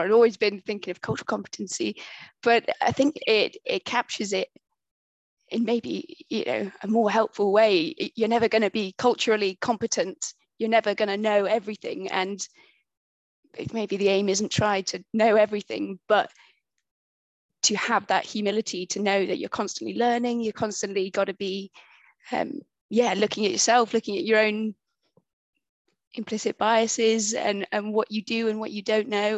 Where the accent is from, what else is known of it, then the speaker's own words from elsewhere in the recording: United Kingdom; accent: British; also born or lived in Bristol; identify me as, as the British voice